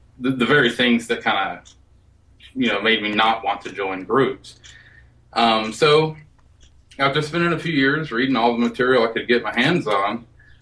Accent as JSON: {"language": "English", "region": "Alabama", "country": "United States", "tie": "born or raised there", "said": "I was born and raised in Alabama"}